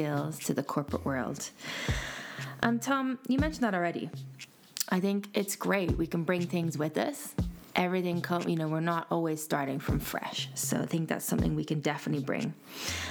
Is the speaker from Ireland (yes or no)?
yes; Ireland; I'm from Ireland